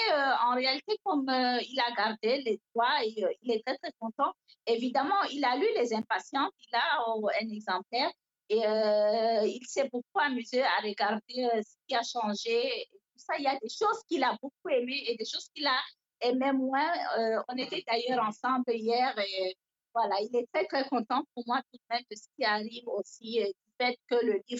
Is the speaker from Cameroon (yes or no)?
yes; Cameroon; French is a second language